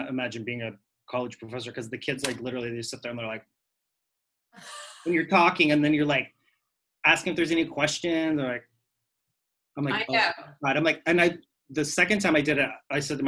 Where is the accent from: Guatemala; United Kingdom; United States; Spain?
United States; Kansas; moved away as an adult; also born or lived in Wichita, Kansas / New York; now in Puerto Rico; So I'm born and raised in Kansas